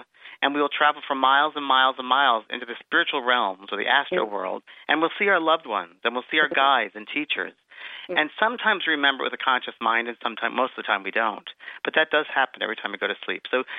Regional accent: California, United States; And he said, where are you from? And I said, California.

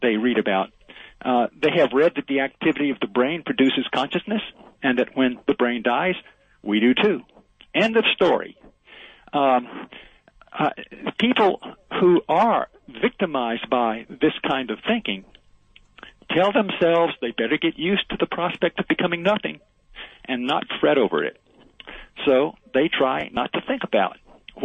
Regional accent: Mobile, Alabama, United States; growing up in Mobile

